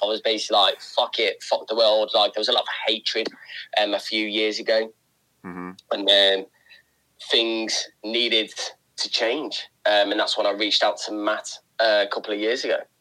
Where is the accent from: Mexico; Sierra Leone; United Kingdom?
United Kingdom; Tamworth, West Midlands; I'm from a town called uh, Tamworth. It's on the outskirts of Birmingham.